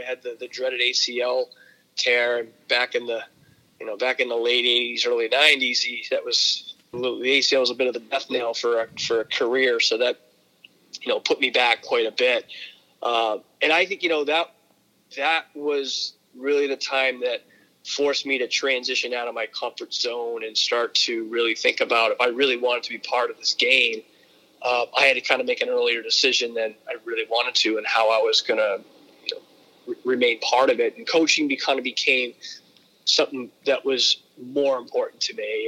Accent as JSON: {"language": "English", "town": "Berlin", "region": "New Hampshire", "country": "United States", "tie": "born or raised there", "said": "I grew up in northern New Hampshire in a uh, you know it was a predominantly uh, mill town, Berlin, New Hampshire"}